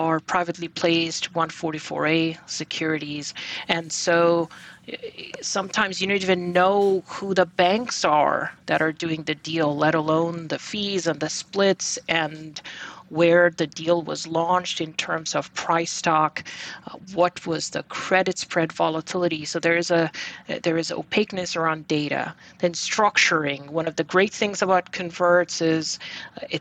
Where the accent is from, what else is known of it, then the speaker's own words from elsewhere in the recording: Bangladesh; moved away as an adult; also born or lived in Texas; now in New York, United States; So I was born and raised in Bangladesh, and I came to the U.S. back in 1999 for my undergrad.